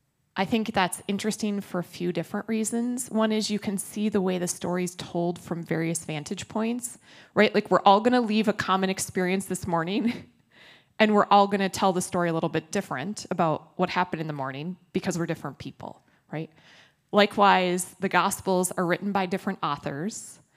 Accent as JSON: {"language": "English", "town": "Minneapolis", "region": "Minnesota", "country": "United States", "said": "You know, it's like, I'm from Minneapolis, I'm a Minnesotan, kind of, right?"}